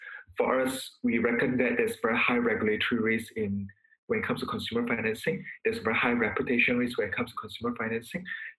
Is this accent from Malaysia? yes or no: yes; Malaysia; I'm a Malaysian who has lived large part of my life in Southeast Asia.